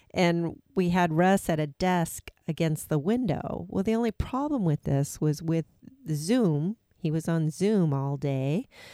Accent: Seattle, Washington, United States; moved away as an adult; also born or lived in Atlanta, Georgia; we came from the Pacific Northwest, but we'd been out on the East Coast. But in twenty nineteen, we need, we moved back home to Seattle, Washington

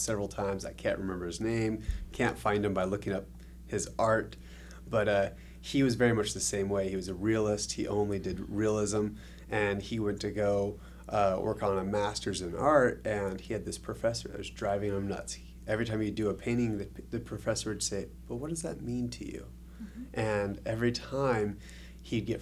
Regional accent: Idaho, United States; moved away as an adult; also born or lived in Texas; now in Mesquite, United States; I actually was born in Texas, raised in Idaho, and then I ended up moving out to Nevada to teach

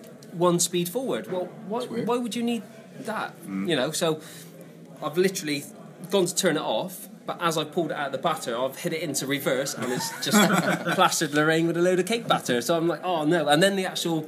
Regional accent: Bristol, South West England, United Kingdom; I've lived in Bristol my whole life

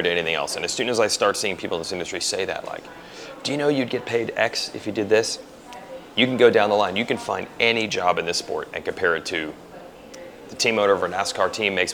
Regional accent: New Jersey, United States; moved away; I'm from New Jersey originally

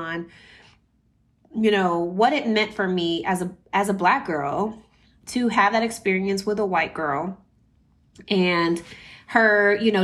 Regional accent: San Antonio, Texas, United States; growing up in San Antonio

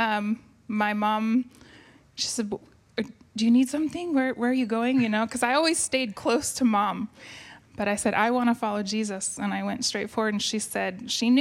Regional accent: Kent, Washington, United States; also born or lived in Seattle, Washington / California; I was born in Seattle and raised in Kent

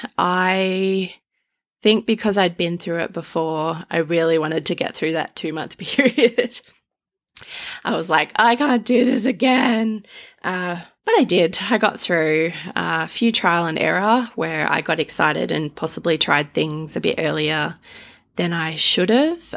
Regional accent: Australia; I'm Australian

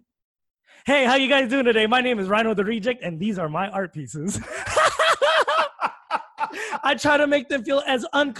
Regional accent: Philippines; First of all, brother, I'm Filipino.

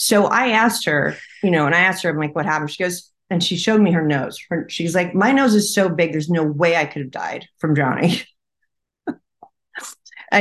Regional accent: California, United States

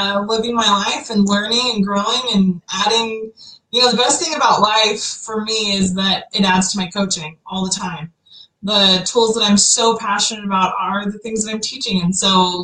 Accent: Utah, United States; I'm from Utah originally, born and raised

